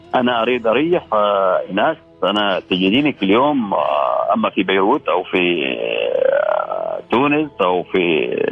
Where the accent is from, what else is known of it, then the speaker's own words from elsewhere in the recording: Al Khaburah, Al Batinah North, Oman; من الخابوره